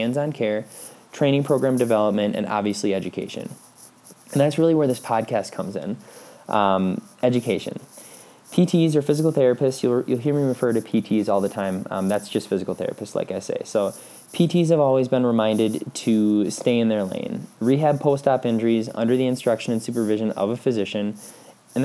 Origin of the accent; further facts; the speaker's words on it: Pulaski, Wisconsin, United States; moved away as an adult; also born or lived in La Crosse, Wisconsin; now in Colorado Springs, United States; I grew up just north of Green Bay, Wisconsin in a small town called Pulaski